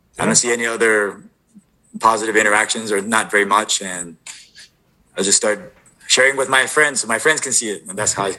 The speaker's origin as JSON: {"language": "English", "area": "Oahu", "region": "Hawaii", "country": "United States", "tie": "born or raised there", "moved": "as an adult", "lives_now": "Washington, United States", "said": "born and raised on Oahu and moved up to Washington in 2006"}